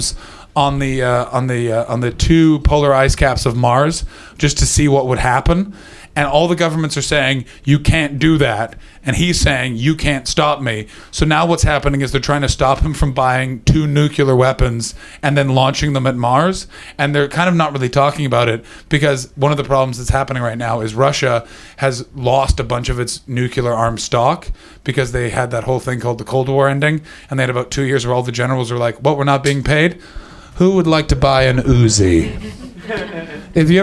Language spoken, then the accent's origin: English; Canada